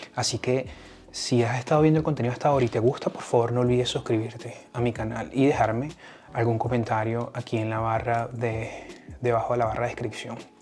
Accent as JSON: {"language": "Spanish", "country": "Venezuela", "moved": "yes", "said": "yo vengo de Venezuela"}